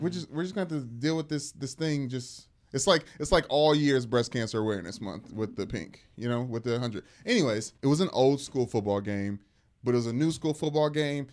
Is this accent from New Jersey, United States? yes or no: no; Louisville, Kentucky, United States; my blindside family growing up in Louisville, Kentucky.